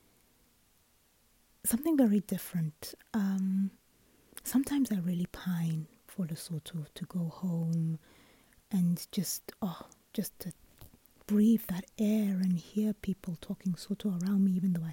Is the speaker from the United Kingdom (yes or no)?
yes; United Kingdom; moved away; I'm British because I was born and raised in the UK